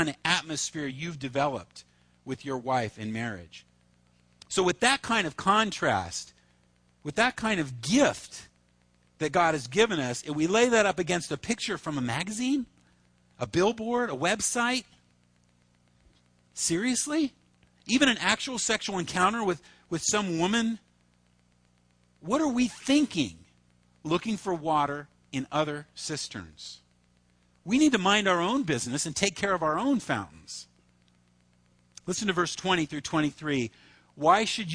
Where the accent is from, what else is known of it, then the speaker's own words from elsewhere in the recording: Reedley, California, United States; also born or lived in Fullerton; I grew up in Reedley